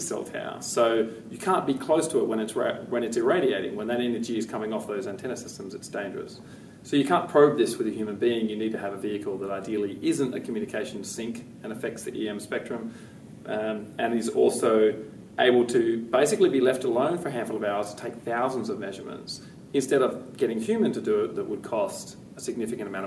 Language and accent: English; West Coast of Australia, Western Australia, Australia; I grew up on the West Coast